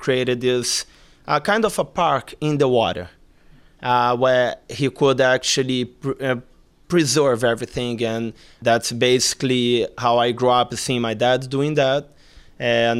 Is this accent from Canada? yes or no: no; Rio de Janeiro, Brazil; moved away as an adult; now in Monterey, United States; I'm originally from Rio de Janeiro, Brazil, and now I live in Monterey.